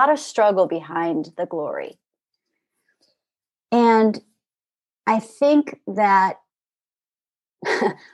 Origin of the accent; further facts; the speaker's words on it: Orange Park, Florida, United States; moved away; also born or lived in Jacksonville, Florida; I'm from Jacksonville originally, born in Jacksonville, grew up in Orange Park